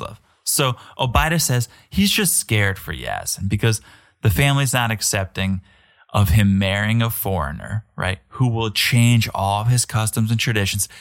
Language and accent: English; United States; as an American